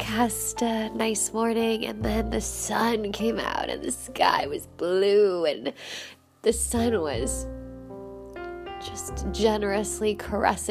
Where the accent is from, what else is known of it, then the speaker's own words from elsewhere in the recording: California, United States; now in Finland; I'm from California, and my mom's Colombian, my dad's Guyanese